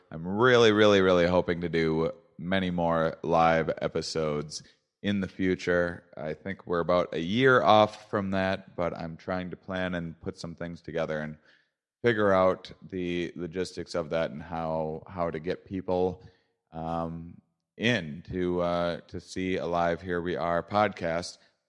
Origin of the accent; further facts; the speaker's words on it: La Crosse, Wisconsin, United States; La Crosse, Wisconsin, my hometown